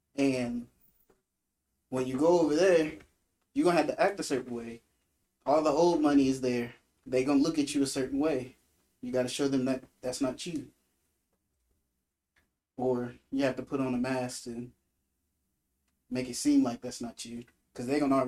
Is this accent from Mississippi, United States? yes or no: yes; Biloxi, Mississippi, United States; I'm from Biloxi.